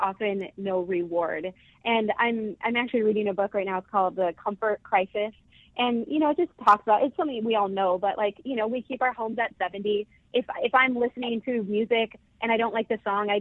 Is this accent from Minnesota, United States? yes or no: yes; Northfield, Minnesota, United States; We grew up in Northfield